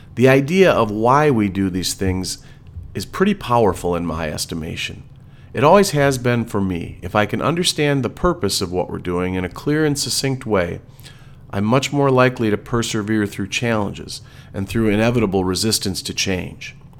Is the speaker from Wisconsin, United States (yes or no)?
yes; Wisconsin, United States; We are from Wisconsin